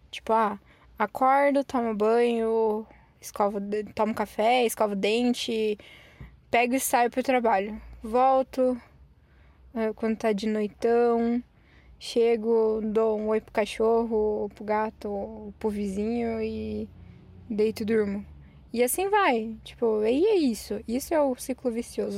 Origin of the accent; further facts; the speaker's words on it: Curitiba, Paraná, Brazil; a gente sendo curitibano